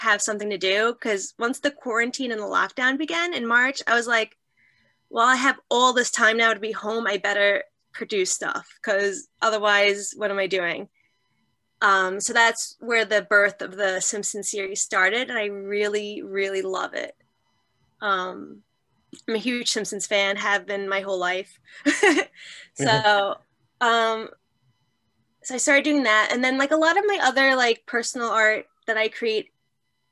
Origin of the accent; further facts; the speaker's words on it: New York City, New York, United States; I grew up in Marine Park, Brooklyn